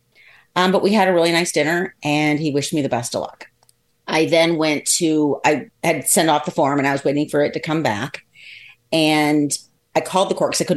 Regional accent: Columbus, Ohio, United States; I was born in Columbus, Ohio.

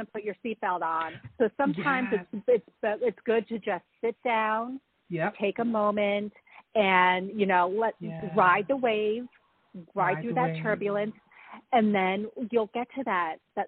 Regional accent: Newark, New Jersey, United States; born and raised in Newark, New Jersey

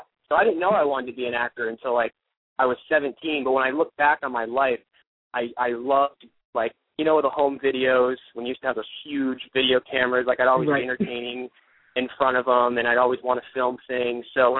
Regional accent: Ohio, United States; moved away; and my whole life was just like, boom, boom, boom, like sports, and then it all stopped, and then I moved out here and star

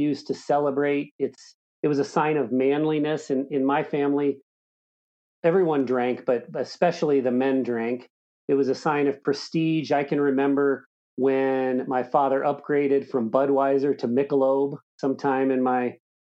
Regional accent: Southern Indiana, United States; I grew up in Southern Indiana

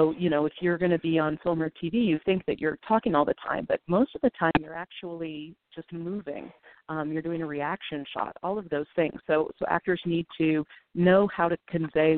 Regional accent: Northern California, United States; now in Brooklyn, United States; I was raised in Northern California

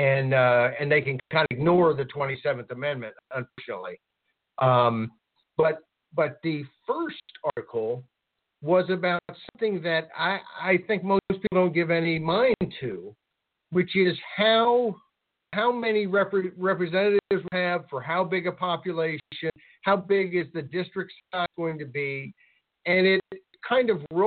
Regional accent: Virginia, United States; also born or lived in Arkansas; my home state of Virginia

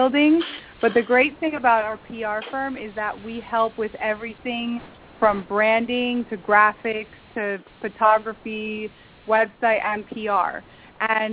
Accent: Peru; moved away; I was born in Peru, in South America

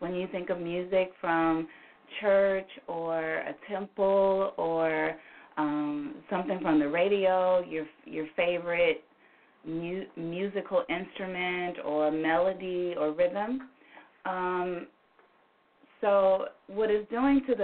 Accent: Memphis, Tennessee, United States; I am from Memphis, born and raised

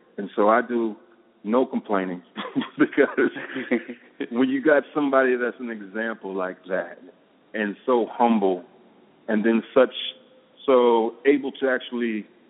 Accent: East Coast, United States; But I come from the East Coast, so I respect people that are sick with the pen.

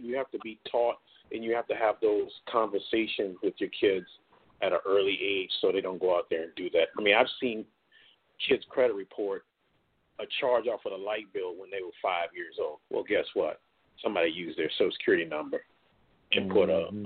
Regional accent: Stratford, South Carolina, United States; I was from Stratford.

